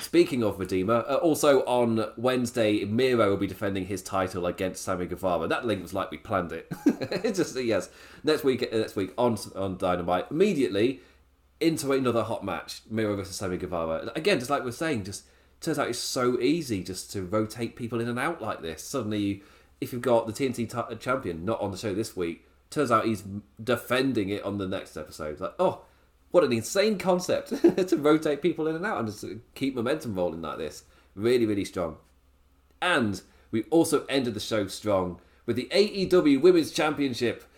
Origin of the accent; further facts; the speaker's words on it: England, United Kingdom; I'm English